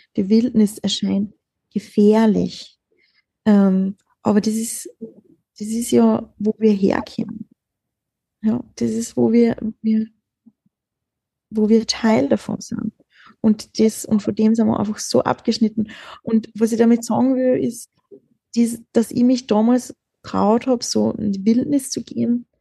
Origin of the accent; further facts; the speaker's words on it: Austria; wir sind in Österreich geboren